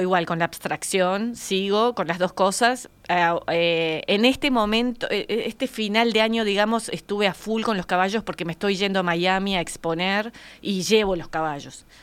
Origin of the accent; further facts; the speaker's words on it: Colonia, Uruguay; somos de Colonia nosotros, y mi padre tenía un campito en Colonia y yo iba con él bastante